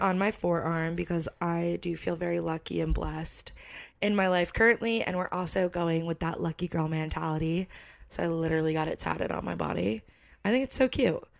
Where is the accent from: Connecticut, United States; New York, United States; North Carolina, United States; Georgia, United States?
Connecticut, United States; moved away as an adult; now in Florida, United States; I feel like I'm from Connecticut